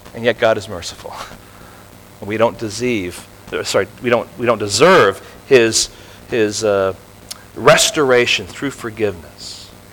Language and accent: English; Tel Aviv, Tel Aviv District, Israel; now in California, United States; I was born in Tel Aviv